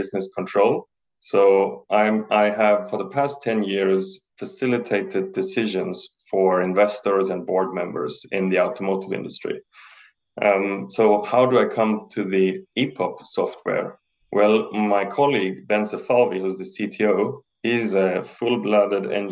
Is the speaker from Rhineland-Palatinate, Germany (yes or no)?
no; Heidelberg, Baden-Württemberg, Germany; moved away as an adult; also born or lived in Italy; now in Sweden; I grew up in South Germany, in Heidelberg